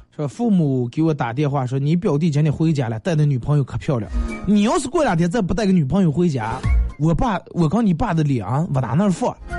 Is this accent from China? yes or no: yes; Northeast China, China; 我是个东北人